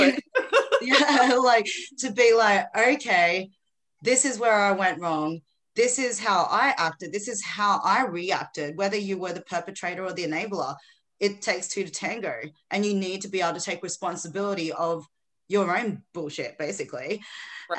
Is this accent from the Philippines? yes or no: yes; Philippines; now in Australia; I was born in the Philippines originally. I'm in Australia now